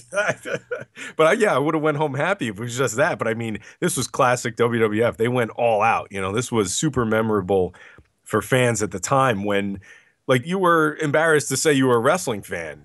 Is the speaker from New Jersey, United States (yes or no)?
yes; New Jersey, United States; it was in my home state